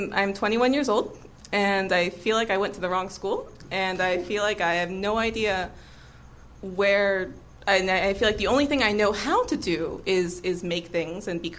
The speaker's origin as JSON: {"language": "English", "town": "Orlando", "region": "Florida", "country": "United States", "also_born_or_lived": "Baltimore", "said": "I'm from Orlando, Florida"}